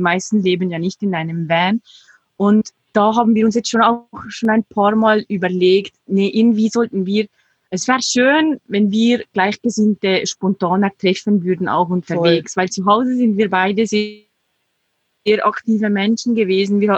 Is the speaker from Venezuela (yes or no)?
no; Switzerland; der Schweiz meine Eltern waren zwar überhaupt nicht religiös, aber es war ein sehr katholisches Umfeld, wo ich aufgewachsen bin